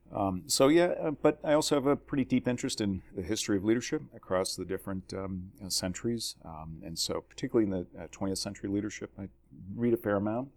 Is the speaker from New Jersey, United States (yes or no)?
yes; New Jersey, United States; moved away; born and raised in New Jersey